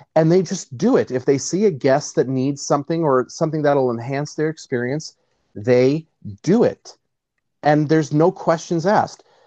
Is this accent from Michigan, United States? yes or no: no; Nashville, Tennessee, United States; I grew up in the deep south. I grew up in uh, born and raised in Nashville, Tennessee.